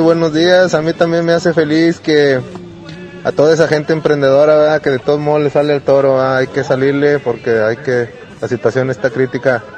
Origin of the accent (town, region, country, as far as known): Mexico